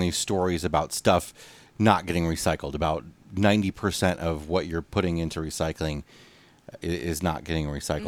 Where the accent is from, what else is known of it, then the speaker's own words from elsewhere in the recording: United States; moved away; we're coming to you again from the Quad Cities area, Western Illinois, Eastern Iowa, my hometown